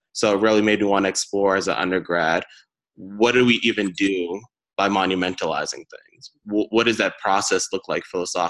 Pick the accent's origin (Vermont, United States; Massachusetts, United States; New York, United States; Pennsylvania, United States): Massachusetts, United States; Brockton; So again, I'm from Brockton, Massachusetts, which is down the road 30 minutes from Boston.